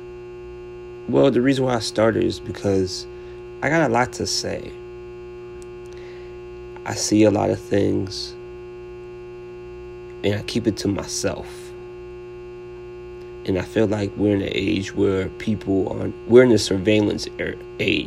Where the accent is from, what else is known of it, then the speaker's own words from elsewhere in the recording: Naperville, Illinois, United States; moved away; also born or lived in Chicago, Illinois / Peachtree City, Georgia; Born in Chicago, Illinois, raised in Naperville, Illinois